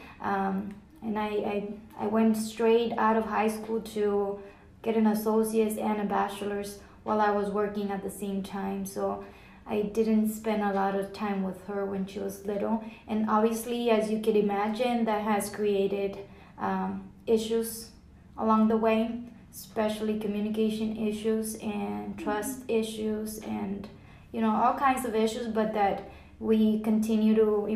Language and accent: English; Rio Grande Valley, south Texas, United States; moved away as an adult; now in Plano, United States; we came from the Rio Grande Valley, which is south Texas by the border with Mexico